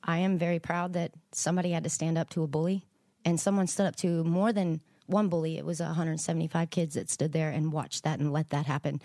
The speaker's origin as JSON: {"language": "English", "region": "Texas", "country": "United States", "tie": "born or raised there", "said": "I was born in Texas"}